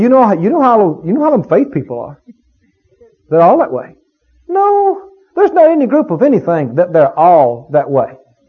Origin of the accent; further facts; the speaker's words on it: Mississippi, United States; You know, I come from Mississippi, deep south. We've had our share of racial problems down there.